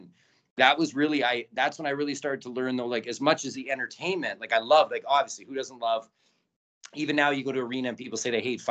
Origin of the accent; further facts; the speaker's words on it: Kelowna, British Columbia, Canada; also born or lived in Trail, British Columbia / New York; now in Edmonton, Canada; I'm born in Trail, and people say, well, you might be born in Trail, but you're a Kelowna boy